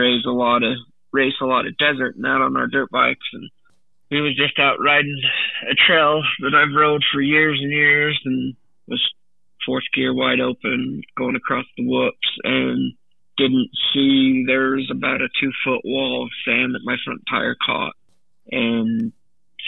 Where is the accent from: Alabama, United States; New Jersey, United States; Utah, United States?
Utah, United States; Orem; also born or lived in Provo, Utah / Pleasant Grove, Utah; I was born in Provo, Utah. I was born in, or raised in Orem